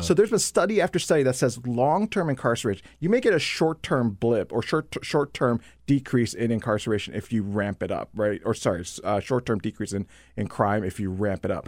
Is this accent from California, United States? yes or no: no; Dayton, Ohio, United States; I'm from Ohio. I grew up in Ohio